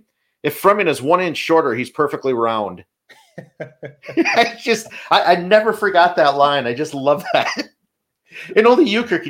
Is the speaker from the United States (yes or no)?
yes; Appleton, Wisconsin, United States; growing up in Appleton.